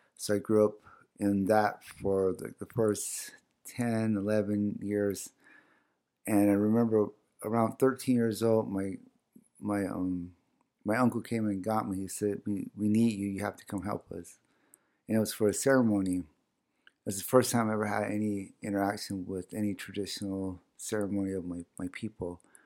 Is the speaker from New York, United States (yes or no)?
no; Salt River, Arizona, United States; first language O'odham; English is a second language; also born or lived in Sacaton, Gila River, Arizona; I was actually born in Sakuton on the Gila River. And, um, but I was, but I grew up in Sal's.